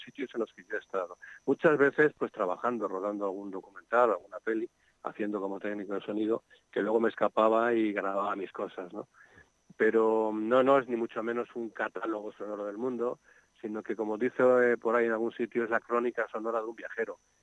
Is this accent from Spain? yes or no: yes; Madrid, Community of Madrid, Spain; born or raised there; now in Segovia, Spain